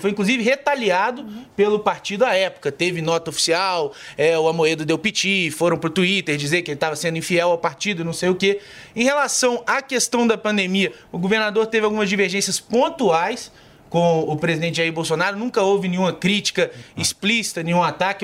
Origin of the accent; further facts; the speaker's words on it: Minas Gerais, Brazil; Eu sou lá de Minas, eu sou deputado estadual